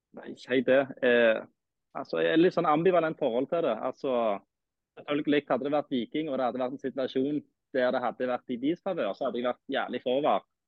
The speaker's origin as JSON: {"language": "Norwegian", "town": "Stavanger", "region": "Rogaland", "country": "Norway", "said": "Som du sikkert hører, så er jeg jo fra Stavanger"}